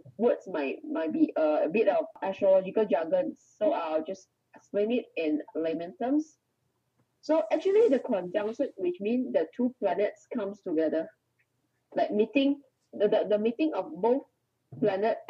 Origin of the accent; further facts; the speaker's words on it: Malaysia; also born or lived in Kuala Lumpur; I'm Malaysian. I'm currently staying in Kuala Lumpur.